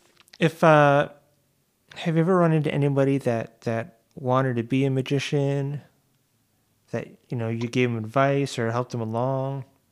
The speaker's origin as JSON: {"language": "English", "town": "Fair Lawn", "region": "New Jersey", "country": "United States", "tie": "born or raised there", "also_born_or_lived": "Virginia / Elmwood Park, New Jersey", "moved": "as an adult", "said": "I grew up in Fairlawn"}